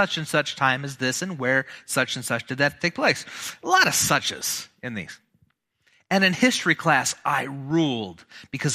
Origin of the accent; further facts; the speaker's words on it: Malcolm, Nebraska, United States; My hometown, I grew up in a tiny little town, Malcolm, Nebraska